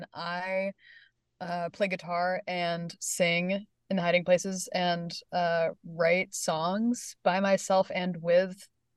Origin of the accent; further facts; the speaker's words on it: Asheville, North Carolina, United States; also born or lived in Chapel Hill, North Carolina; I grew up in Asheville, North Carolina, and moved to Chapel Hill for school in 2019